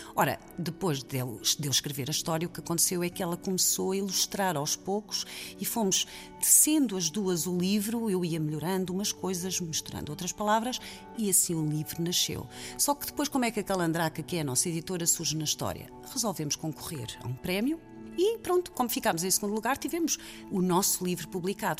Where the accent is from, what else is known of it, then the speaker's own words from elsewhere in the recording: Lisbon, Portugal; nasci em Lisboa